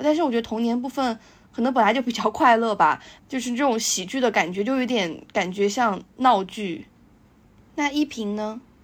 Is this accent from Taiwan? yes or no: no; China; 可能我们大陆这边讲的七零后的一个故事